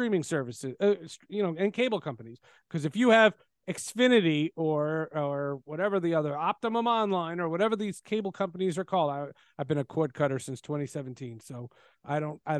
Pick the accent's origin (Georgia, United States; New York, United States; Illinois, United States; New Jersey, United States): New Jersey, United States; I grew up in New Jersey